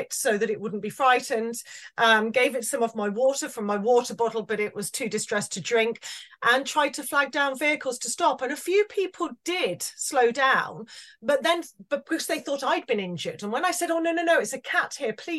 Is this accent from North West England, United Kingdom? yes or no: no; Wales, United Kingdom; it was very much a Welsh farm and a Welsh community